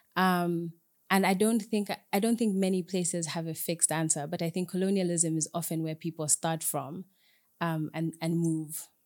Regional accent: Zambia; I'm Zambian Ugandan, um, but I grew up in Zambia, so I identify more with my Zambianness

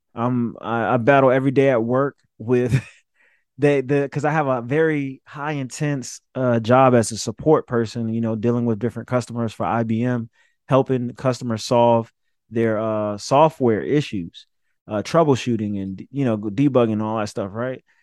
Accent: Summerville, South Carolina, United States; from Somerville, South Carolina

